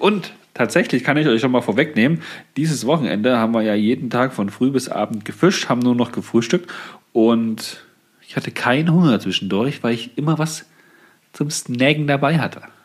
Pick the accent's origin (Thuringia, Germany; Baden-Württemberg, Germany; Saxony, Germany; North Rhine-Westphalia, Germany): Thuringia, Germany; hier bei uns in Thüringen